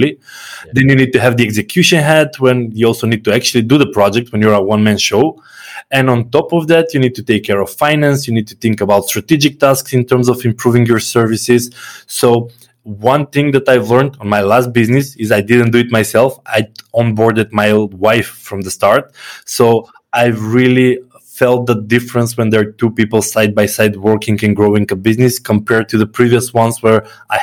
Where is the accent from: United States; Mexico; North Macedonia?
North Macedonia; I come from Macedonia. It's a very small country